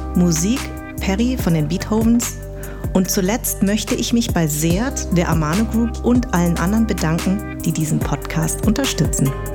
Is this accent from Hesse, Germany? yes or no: yes; Darmstadt, Hesse, Germany; ich bin in Darmstadt geboren, aber meine Eltern kommen aus Vietnam